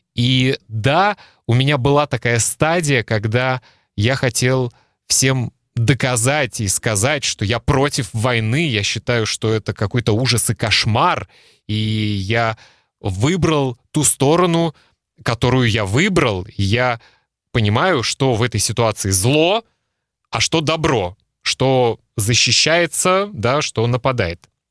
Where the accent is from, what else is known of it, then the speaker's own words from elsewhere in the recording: Russia; moved away as an adult; now in Klaipėda, Lithuania; я родился в России, и э, когда мне было 23 года, я закончил университет